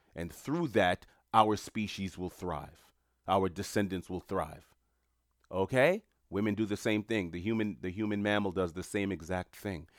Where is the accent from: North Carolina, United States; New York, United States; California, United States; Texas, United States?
New York, United States; New York City; I'm a New Yorker. I'm in New York City at the time